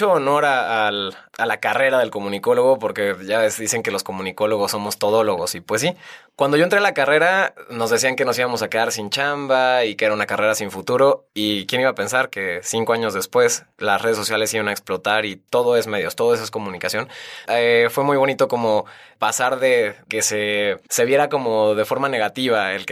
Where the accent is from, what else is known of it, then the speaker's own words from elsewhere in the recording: Guadalajara, Jalisco, Mexico; yo nací en Guadalajara